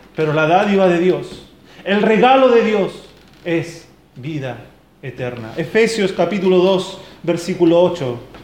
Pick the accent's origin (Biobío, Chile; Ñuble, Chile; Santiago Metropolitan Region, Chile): Biobío, Chile; Lota; moved away; De donde yo vengo, de allá del sur, de la zona minera, de Coronel Lota